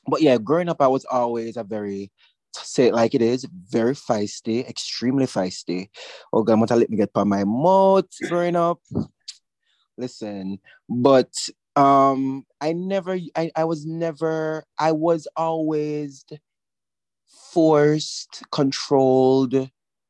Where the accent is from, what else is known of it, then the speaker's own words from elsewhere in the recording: Old Harbour Bay, Saint Catherine, Jamaica; also born or lived in Kingston; I was born and raised in a community called Old Harbor Bay.